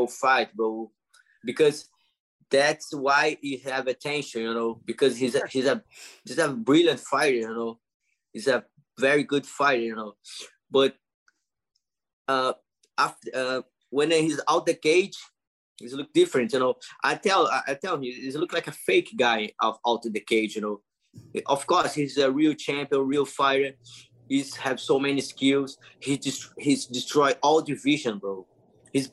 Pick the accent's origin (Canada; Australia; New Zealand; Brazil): Brazil; English is a second language; moved away as an adult; now in United States; I'm from Brazil. I'm from a small city.